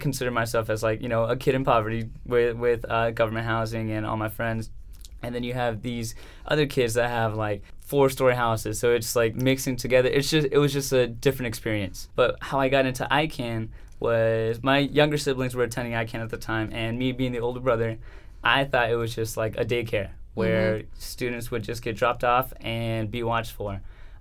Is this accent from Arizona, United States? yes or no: yes; Chandler, Arizona, United States; also born or lived in Salinas, California; I am from Salinas, California, but raised here in Chandler. We came from California when I was around like 5 years old.